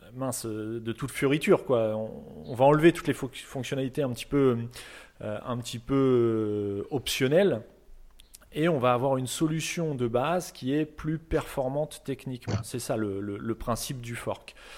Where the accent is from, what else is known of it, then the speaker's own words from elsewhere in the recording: France; nous en tant que Français